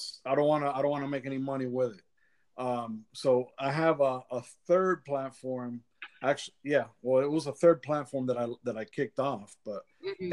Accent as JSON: {"language": "English", "town": "Miami", "region": "Florida", "country": "United States", "moved": "as an adult", "lives_now": "Central Florida, United States", "said": "Originally I'm from Miami, but I've been out of Miami for 19 years"}